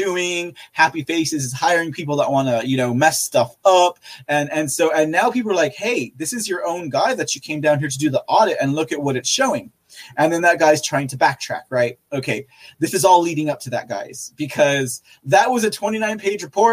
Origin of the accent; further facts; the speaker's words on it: Texas, United States; I am from Texas